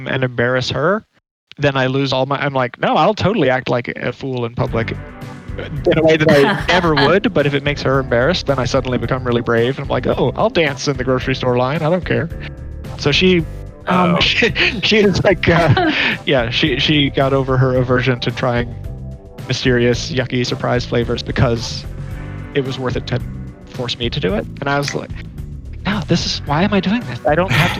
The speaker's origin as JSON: {"language": "English", "region": "Chesapeake Bay", "country": "United States", "tie": "born or raised there", "said": "I also grew up around the Chesapeake Bay and ate hard crabs all the time"}